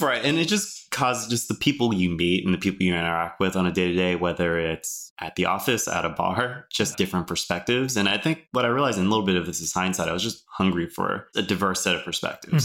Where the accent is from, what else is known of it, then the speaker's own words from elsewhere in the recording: Oakland, California, United States; I'm born and raised in Oakland